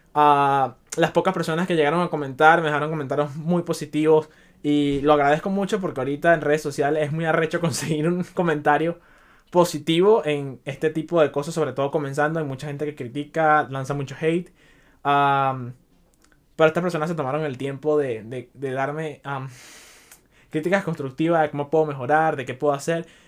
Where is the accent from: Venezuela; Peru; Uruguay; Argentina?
Venezuela; now in Chicago, United States; yo soy inmigrante, yo vengo de Venezuela